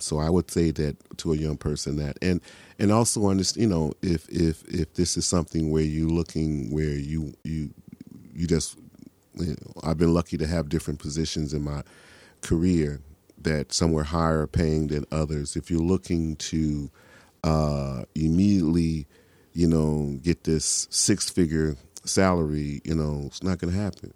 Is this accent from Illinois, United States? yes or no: yes; Chicago, Illinois, United States; I'm from the South Side of Chicago